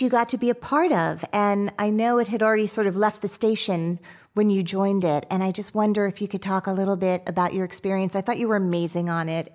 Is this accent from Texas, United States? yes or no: no; Teaneck, New Jersey, United States; I'm from Teaneck, New Jersey